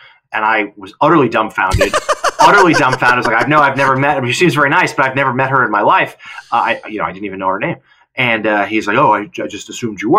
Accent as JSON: {"language": "English", "town": "Lowell", "region": "Massachusetts", "country": "United States", "tie": "born or raised there", "said": "Lowell, my hometown. It's in Lawrence, Massachusetts"}